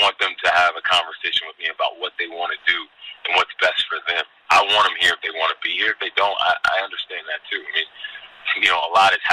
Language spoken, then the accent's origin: English; Amherst, Massachusetts, United States; moved away as an adult; now in Albany, United States; I grew up in Amherst, Massachusetts